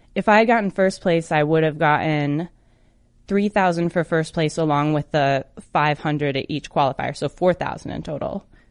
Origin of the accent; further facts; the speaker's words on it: Michigan, United States; my home state in Detroit, Michigan. I drove over to Detroit from Kalamazoo